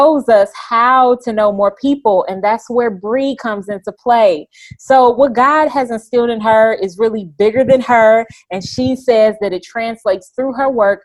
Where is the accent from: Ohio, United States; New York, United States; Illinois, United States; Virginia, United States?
Illinois, United States; Chicago; I'm from Chicago